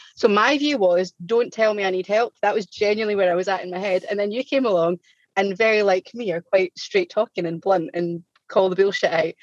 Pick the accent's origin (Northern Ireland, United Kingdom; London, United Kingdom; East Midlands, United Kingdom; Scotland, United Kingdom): Scotland, United Kingdom; I'm Scottish and I'm aware I speak really, really fast